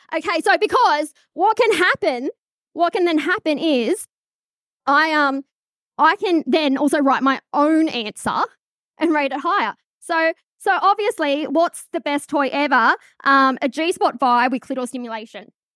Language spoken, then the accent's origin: English; Charlestown, New South Wales, Australia; I grew up in Charlestown